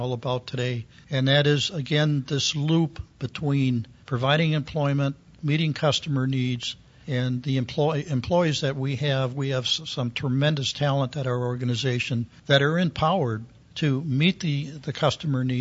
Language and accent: English; Milwaukee, Wisconsin, United States; also born or lived in Oklahoma City; Milwaukee, which was my hometown